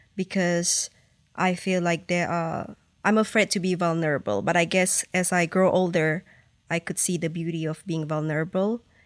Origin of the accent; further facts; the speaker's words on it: Malaysia; moved away; I born and raised in that culture